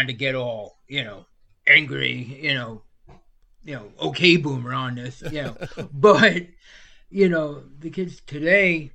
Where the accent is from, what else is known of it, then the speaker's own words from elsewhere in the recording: New York, United States; moved away; also born or lived in Florida; I'm from New York